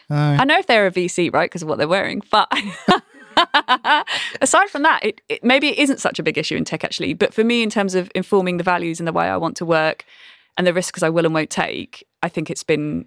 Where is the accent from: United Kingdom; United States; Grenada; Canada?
United Kingdom; Brighton, South East England; I know my accent doesn't sound like it probably did when I grew up in Brighton. I've been to too many posh universities.